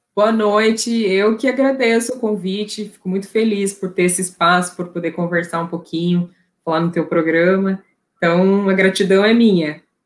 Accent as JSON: {"language": "Portuguese", "town": "Curitiba", "region": "Paraná", "country": "Brazil", "tie": "born or raised there", "also_born_or_lived": "Cuneo, Italy / Brussels, Belgium", "moved": "as an adult", "said": "Eu sou curitibana, eu nasci aqui"}